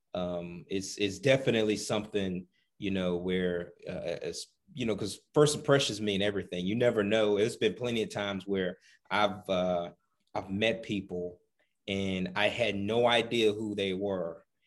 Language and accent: English; the South, United States; moved away; also born or lived in Midwest / Southwest; growing up in the South